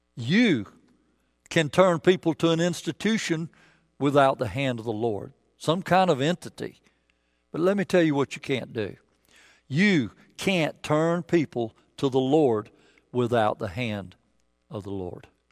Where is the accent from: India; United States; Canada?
United States; the South; I'm from the South